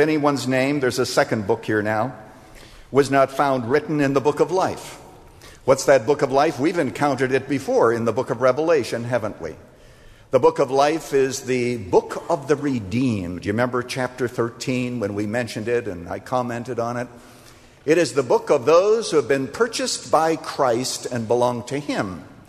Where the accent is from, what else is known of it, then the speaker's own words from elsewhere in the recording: Iowa, United States; We used to do them all the time when we were growing up in Iowa.